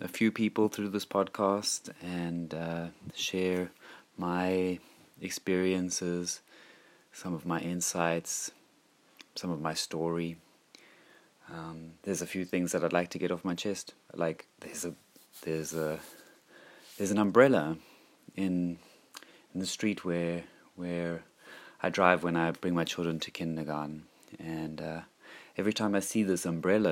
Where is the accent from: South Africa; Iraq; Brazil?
South Africa; I was brought up in South Africa